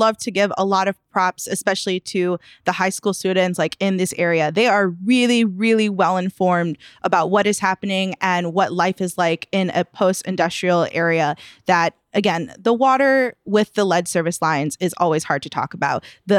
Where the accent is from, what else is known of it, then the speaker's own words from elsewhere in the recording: Chicago, Illinois, United States; have been in the Eastside neighborhood for generations to say like, we are Chicagoans, but also like we come from Mexico